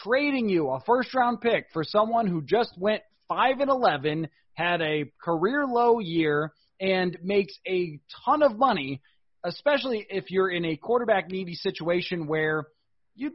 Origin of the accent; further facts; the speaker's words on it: Buffalo, New York, United States; I'm from Buffalo